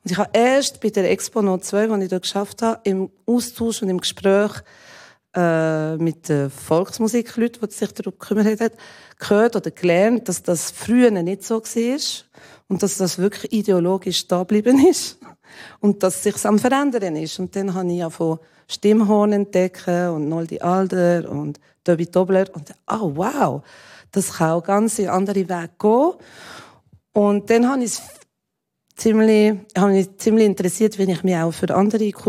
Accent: Jura, Switzerland; ich bin im Jura aufgewachsen. Das war noch schlimmer als in Zürich.

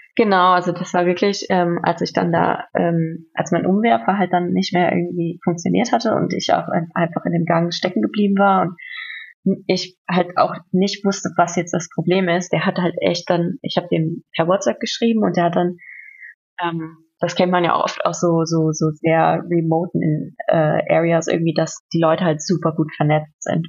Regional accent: North Rhine-Westphalia, Germany; now in Berlin, Germany; in meinem Heimatort in NRW

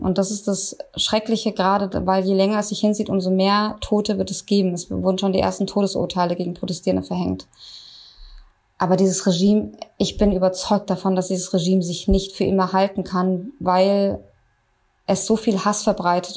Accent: Germany; bei uns in Deutschland

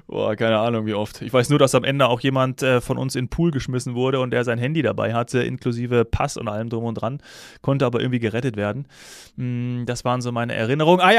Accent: Hesse, Germany; now in Munich, Germany; da habe ich ja noch in meiner Heimat Hessen gewohnt und nicht in München.

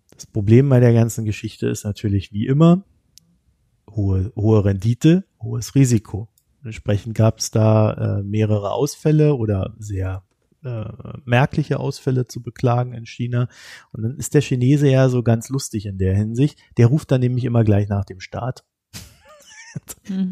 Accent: Germany; als Deutscher

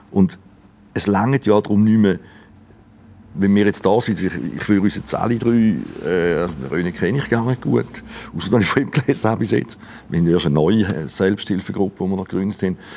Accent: Switzerland; born there; Und ich, meine, ich bin ja froh, bin in der Schweiz geboren, nicht irgendwo

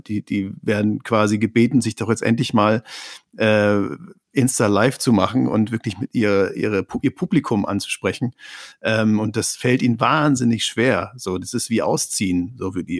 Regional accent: Neustrelitz, Mecklenburg-Vorpommern, Germany; wo ich herkomme aus einer Kleinstadt

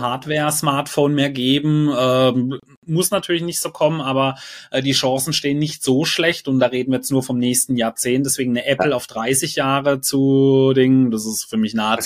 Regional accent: Germany; bei uns in Deutschland

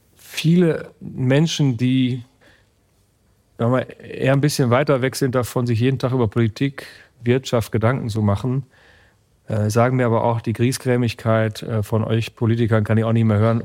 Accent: Münsterland, Coesfeld-Borken district, North Rhine-Westphalia, Germany; der Arbeitsamtbezirk Bezirk Coesfeld-Borken, wo meine Heimat ist

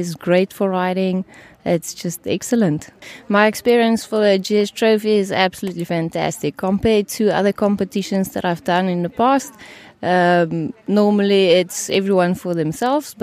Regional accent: South Africa; I'm from South Africa

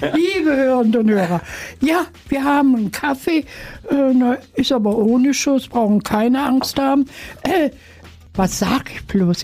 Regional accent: Germany; Ich komme aus Deutschland

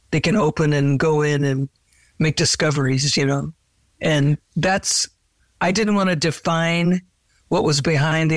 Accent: Seattle, Washington, United States; Seattle is my hometown

